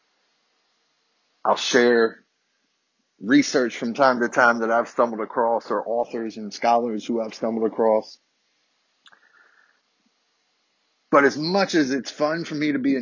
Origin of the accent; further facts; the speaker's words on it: Virginia, United States; born and raised in Virginia, Southern white boy